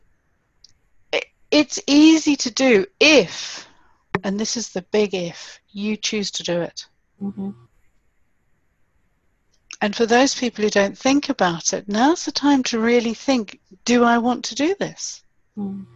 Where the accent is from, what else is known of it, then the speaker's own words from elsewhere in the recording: Malawi; I grew up in Malawi, which is fantastic, and we lived in town